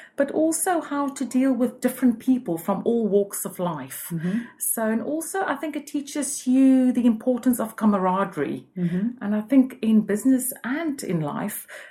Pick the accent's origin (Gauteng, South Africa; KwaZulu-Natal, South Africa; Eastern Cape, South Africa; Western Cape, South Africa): Western Cape, South Africa; Cape Town; moved away as an adult; now in London, United Kingdom; I'm originally from Cape Town, and I moved to London 19 years ago, and I've been here ever since.